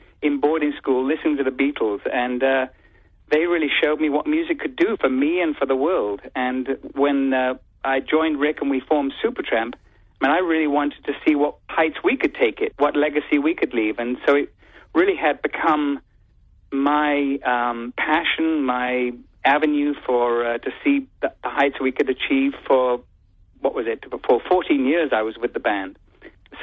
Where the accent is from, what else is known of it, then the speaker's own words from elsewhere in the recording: England, United Kingdom; now in United States; when I visit my home country, England